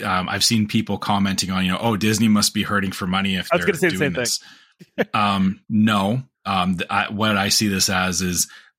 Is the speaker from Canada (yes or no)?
yes; Canada; the tell is for me as a Canadian is that they're starting to do this again too